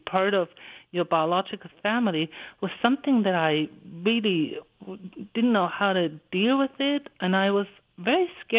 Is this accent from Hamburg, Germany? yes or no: yes; Hamburg, Germany; in a central library in Hamburg, where I live in my hometown